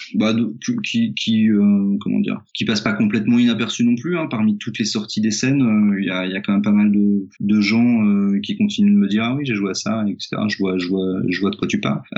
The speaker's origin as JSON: {"language": "French", "town": "Auxerre", "region": "Bourgogne-Franche-Comté", "country": "France", "tie": "born or raised there", "also_born_or_lived": "Lyon / Nancy", "moved": "yes", "said": "j'ai grandi, j'ai à Auxerre"}